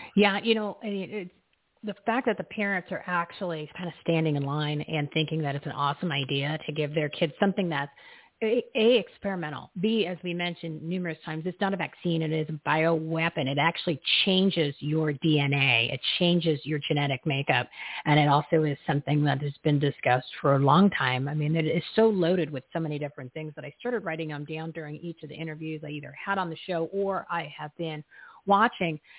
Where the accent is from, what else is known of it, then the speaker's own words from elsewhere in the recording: New Jersey, United States; I grew up in New Jersey